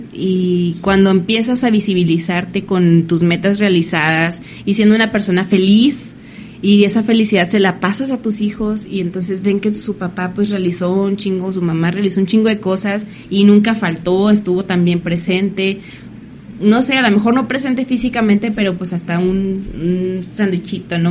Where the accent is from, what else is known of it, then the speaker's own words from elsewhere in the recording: Mexico; como mexicanos